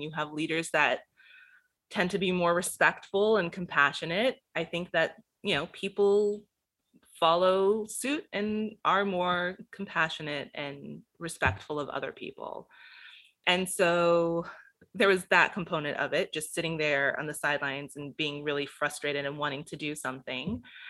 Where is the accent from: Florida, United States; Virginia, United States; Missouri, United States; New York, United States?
Florida, United States; Gainesville; born there; Well, I was born in Gainesville, Florida, so...